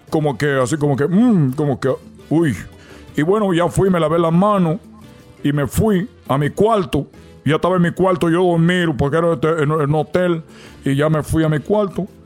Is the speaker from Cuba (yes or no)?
yes; Cuba; le dije, primero, soy cubano